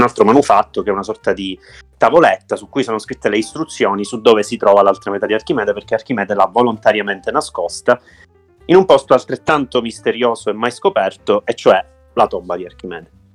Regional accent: Sicily, Italy; da siciliano

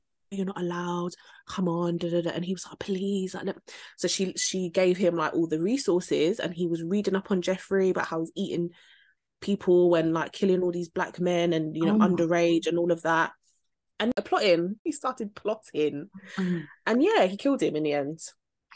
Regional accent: London, United Kingdom; we're from South London

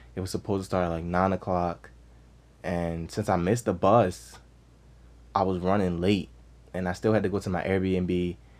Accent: Baltimore, Maryland, United States; also born or lived in Owings Mills, Maryland; I'm from Baltimore

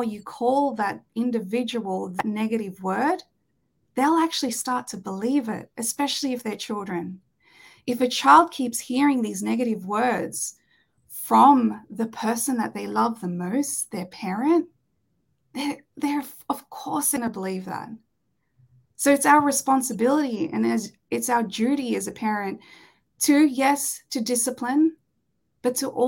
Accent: Australia; growing up in Australia, it's the culture here is a little bit different

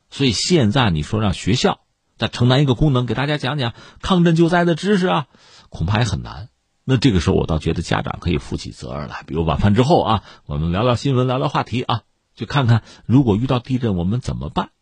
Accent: Tangshan, Hebei, China; 我就是唐山人

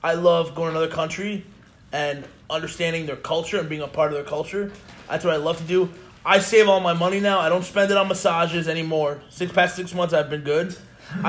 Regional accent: Long Island, New York, United States; I grew up in Long Island

